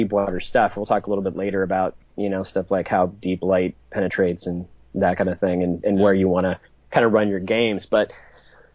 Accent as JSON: {"language": "English", "region": "Kentucky", "country": "United States", "tie": "born or raised there", "said": "where I grew up in Kentucky"}